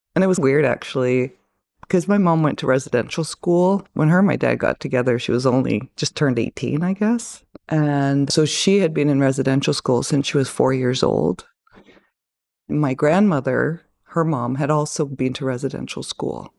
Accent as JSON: {"language": "English", "town": "Kitimat", "region": "British Columbia", "country": "Canada", "tie": "born or raised there", "also_born_or_lived": "Bella Bella, British Columbia", "said": "I mostly know Kitimat"}